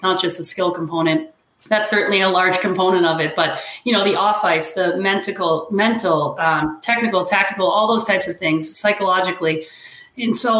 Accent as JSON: {"language": "English", "town": "Danvers", "region": "Massachusetts", "country": "United States", "tie": "born or raised there", "said": "I grew up in Danvers. You know, I was the only girl I ever saw playing hockey up in Danvers, Mass"}